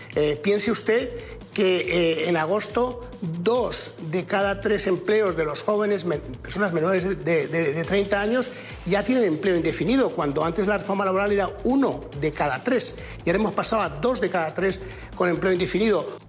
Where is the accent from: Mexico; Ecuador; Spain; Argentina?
Spain; somos los españoles